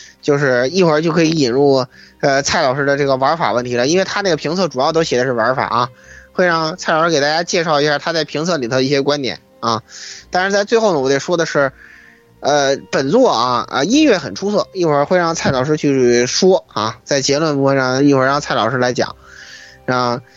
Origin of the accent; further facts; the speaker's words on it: China; 我一个中国人招中国英灵有问题吗？